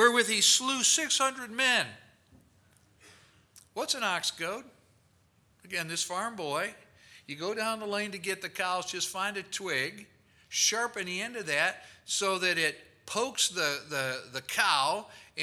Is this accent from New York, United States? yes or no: no; Rockford, Illinois, United States; I was from Rockford, Illinois